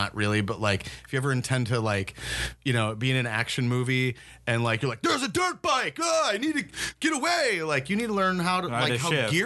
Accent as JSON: {"language": "English", "town": "St. Paul", "region": "Minnesota", "country": "United States", "tie": "born or raised there", "said": "I grew up in St. Paul"}